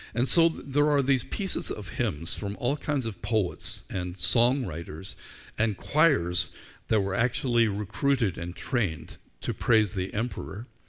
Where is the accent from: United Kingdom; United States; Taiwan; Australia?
United Kingdom; Northern Ireland; I grew up in Ireland where we were largely shaped by the culture of our school